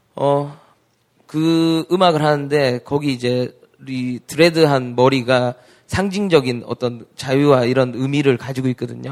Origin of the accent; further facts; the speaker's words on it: Daegu, South Korea; moved away; 동생이랑 우리 대구 출신인